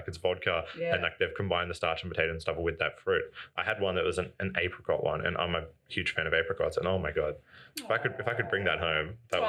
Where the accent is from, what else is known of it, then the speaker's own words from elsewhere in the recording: Wollongong, New South Wales, Australia; I'm from Wollongong originally, yeah.